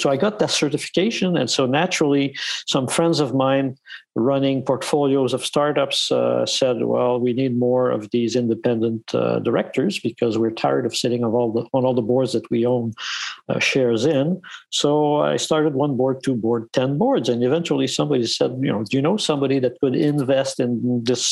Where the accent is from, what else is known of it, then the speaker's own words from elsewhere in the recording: Montreal, Quebec, Canada; also born or lived in Toronto; I'm born and raised in Montreal